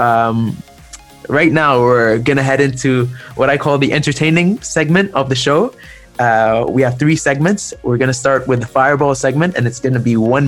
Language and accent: English; Egypt; I am from Egypt personally